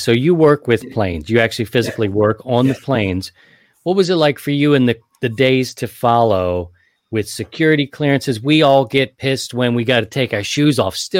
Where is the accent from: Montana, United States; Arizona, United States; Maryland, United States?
Maryland, United States; Baltimore; moved away; also born or lived in Philadelphia; I'm from Baltimore.